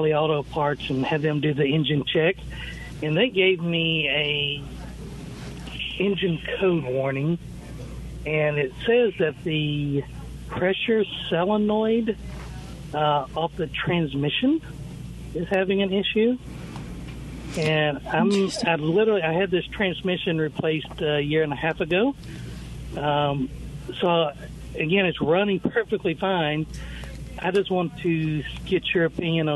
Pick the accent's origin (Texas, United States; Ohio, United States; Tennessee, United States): Tennessee, United States; Nashville; I'm actually from Nashville, Tennessee.